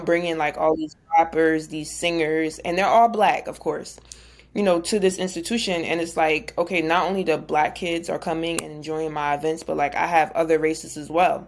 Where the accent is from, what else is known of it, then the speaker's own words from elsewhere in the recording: New Jersey, United States; I'm from Jersey, big Jersey.